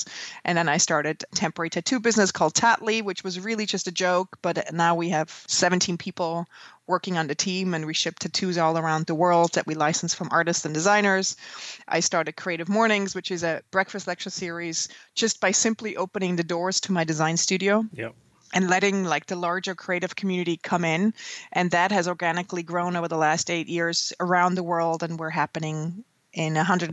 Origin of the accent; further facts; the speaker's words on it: Switzerland; moved away as an adult; now in New York, United States; I grew up in Switzerland and trained as a graphic designer, and when I was 26, when I graduated, I moved to New York